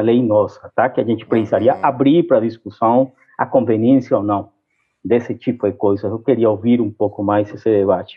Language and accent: Portuguese; Brazil; como brasileiro